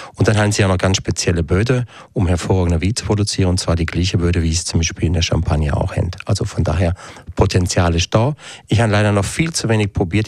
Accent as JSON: {"language": "German", "country": "Switzerland", "said": "bei uns in der Schweiz"}